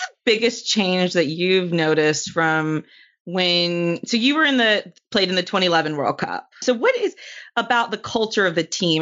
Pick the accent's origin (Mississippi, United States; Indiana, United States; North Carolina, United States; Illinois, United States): North Carolina, United States; I'm from North Carolina